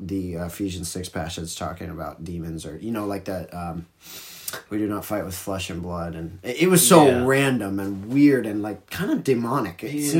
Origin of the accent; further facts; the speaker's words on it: United States; I'm American